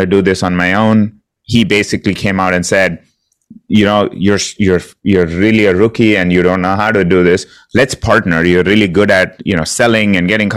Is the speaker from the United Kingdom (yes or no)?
no; India; moved away as an adult; I'm originally from India. Came here to do my master's degree about 20 years ago